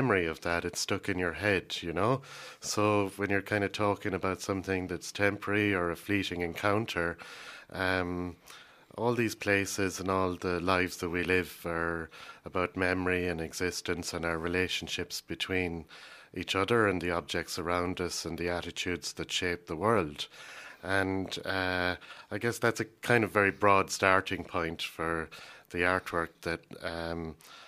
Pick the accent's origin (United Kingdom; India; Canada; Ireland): Ireland; I'm an Irishman